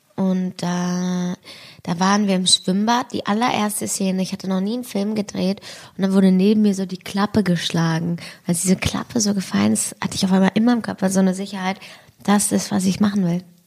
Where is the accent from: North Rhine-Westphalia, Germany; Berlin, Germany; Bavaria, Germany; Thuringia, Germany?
Berlin, Germany; ich bin halt da bei der Gneisenau groß geworden